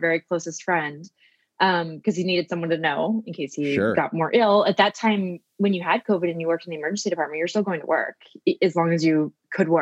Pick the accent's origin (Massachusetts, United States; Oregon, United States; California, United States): Oregon, United States; now in Queens, New York, United States; I grew up in a small town in Oregon